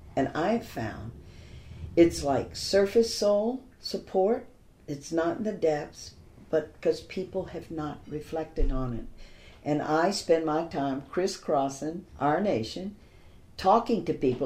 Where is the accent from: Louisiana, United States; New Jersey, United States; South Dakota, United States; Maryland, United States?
Louisiana, United States; Baton Rouge; growing up in Baton Rouge